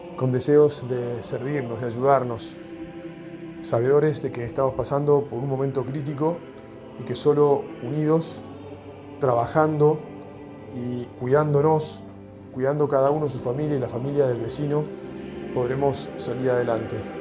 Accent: Argentina; como argentinos y como cristianos, como personas de fe

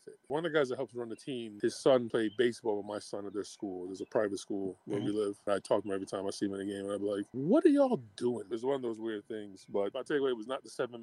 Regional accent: Florida, United States; I grew up in Florida

